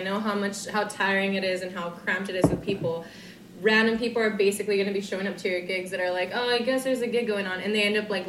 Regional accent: United States; I'm from the States.

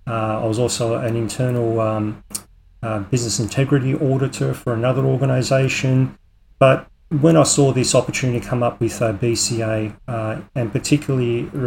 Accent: Sydney, New South Wales, Australia; moved away as an adult; now in Coffs Harbour, Australia; I grew up in Sydney, and it was only about 8 years ago, or actually 7 years ago to be exact, that we left Sydney and made the big change up here to Coffs Harbour.

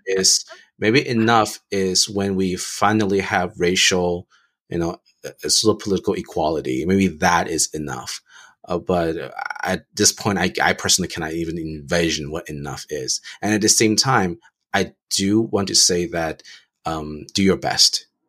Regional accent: United States; growing up in America

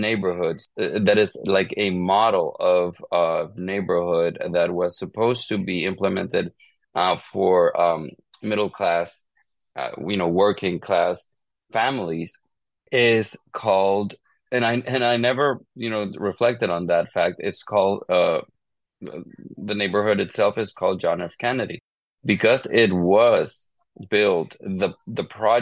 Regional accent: Honduras; moved away; growing up in Honduras, I grew up more part of a conservative

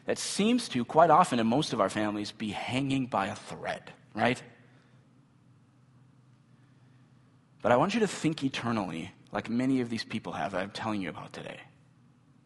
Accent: Midwest, United States; Midwestern American Christians

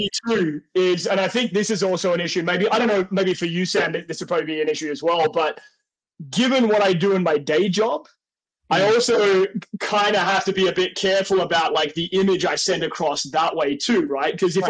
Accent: Australia; I think my accent, because I come like from where I come from in Australia, I always say like we're the more like civilized part of Australia.

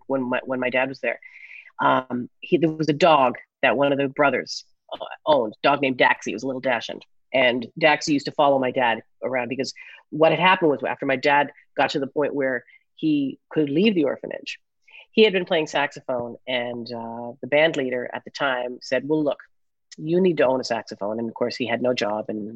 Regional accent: Newfoundland and Labrador, Canada; growing up in Newfoundland, we had five Jewish families

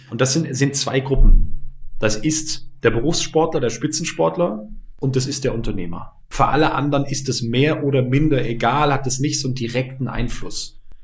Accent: Bremen, Germany; bei uns in Bremen damals gab es die E-Phase

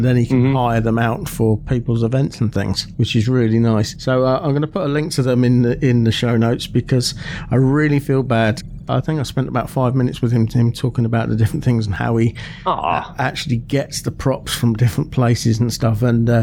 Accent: Aylesbury, South East England, United Kingdom; Park Life Weekend, that takes place at Vale Park in my hometown of Aylesbury in Buckinghamshire

